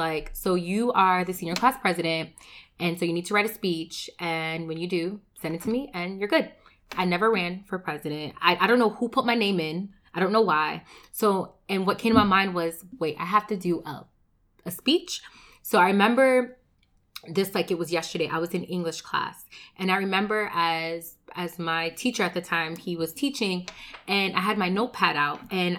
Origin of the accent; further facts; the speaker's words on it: Connecticut, United States; now in New Jersey, United States; So most people don't know that I did move originally from Connecticut. So I moved from Connecticut to New Jersey